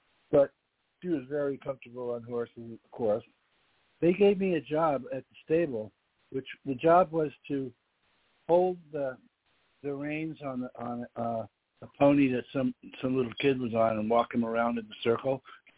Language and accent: English; New York City, New York, United States; I was 6 years old. I was from New York City.